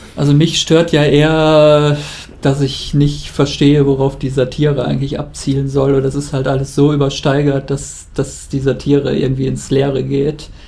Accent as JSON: {"language": "German", "country": "Germany", "said": "als Deutscher"}